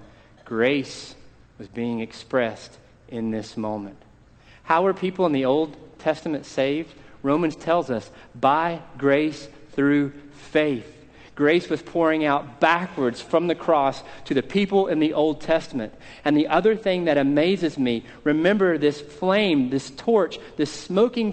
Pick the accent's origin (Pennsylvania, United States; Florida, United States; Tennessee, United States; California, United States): Tennessee, United States; Tennessee, I should knock my own home state